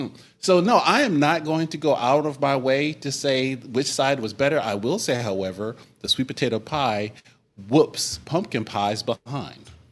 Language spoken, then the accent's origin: English; Oregon, United States; we're from Oregon